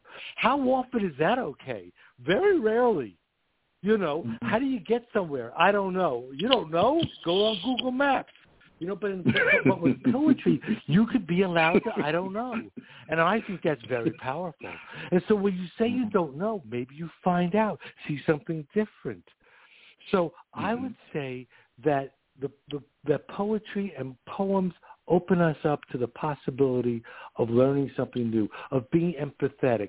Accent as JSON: {"language": "English", "town": "New York City", "region": "New York", "country": "United States", "accent": "New York", "said": "you could hear I'm from New York. I'm from Queens"}